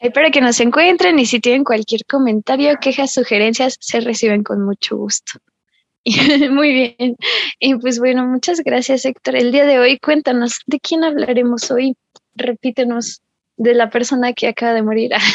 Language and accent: Spanish; Mexico; somos mexicanos